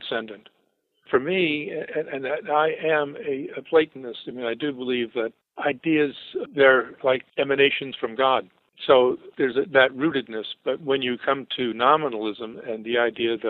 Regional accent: New Canaan, Connecticut, United States; moved away; very much wanted to get out of my hometown, which was New Canaan

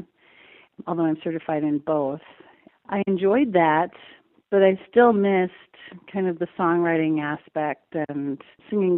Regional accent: Green Bay, Wisconsin, United States; moved away as an adult; also born or lived in Madison, Wisconsin; now in Denver, United States; I grew up in Green Bay, Wisconsin, on the west side, not far from Lambeau Field.

